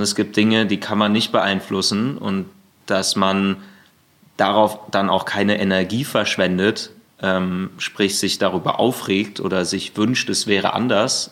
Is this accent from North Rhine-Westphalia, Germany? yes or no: yes; near Münster, North Rhine-Westphalia, Germany; now in Berlin, Germany; ich komme aus der Nähe von Münster und ähm, ich wohne hier in Berlin